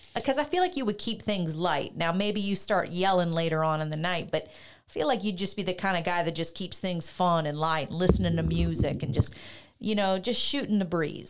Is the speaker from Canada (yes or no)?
yes; Canada